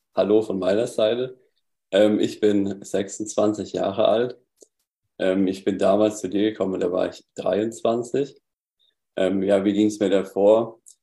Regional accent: Southern Germany, Germany; ich komme aus, aus Süddeutschland, hörst du auch ein bisschen meine Aussprache

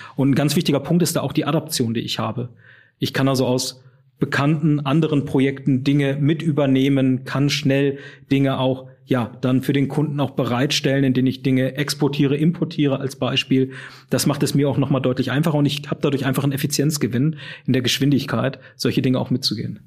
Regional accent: Düsseldorf, North Rhine-Westphalia, Germany; Wobei ich aus dem richtigen Rheinland komme, nämlich aus Düsseldorf.

